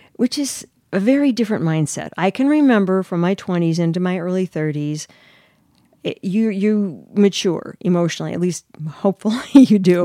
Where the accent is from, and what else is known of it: Chicago, Illinois, United States